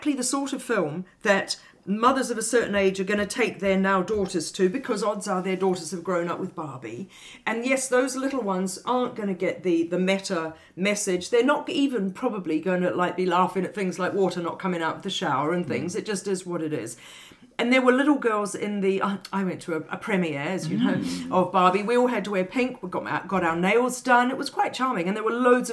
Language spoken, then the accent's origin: English; England, United Kingdom; because I'm quite English and my mother is even more English, hence my being half English